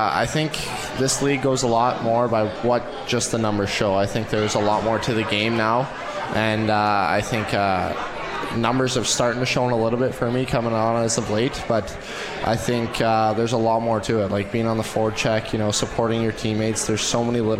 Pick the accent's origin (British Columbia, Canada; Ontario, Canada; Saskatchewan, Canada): Saskatchewan, Canada; Shaunavon; born or raised there; now in Utica, United States